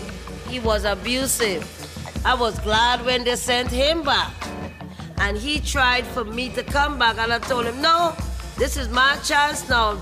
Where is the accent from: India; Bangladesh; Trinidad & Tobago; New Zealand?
Trinidad & Tobago; now in Baltimore, United States; I came from Trinidad and Tobago, and I ended up in Baltimore, Maryland, and this is where I've been since.